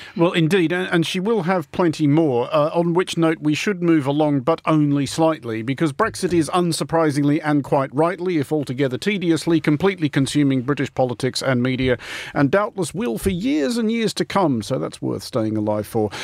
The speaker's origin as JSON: {"language": "English", "country": "Australia", "said": "as an Australian"}